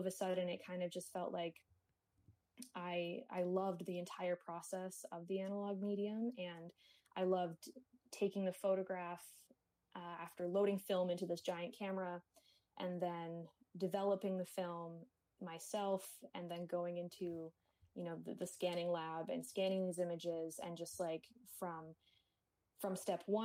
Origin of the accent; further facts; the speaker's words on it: Kingston, Ontario, Canada; now in Toronto, Canada; I was born in Kingston, Ontario, which is a few hours away from Toronto.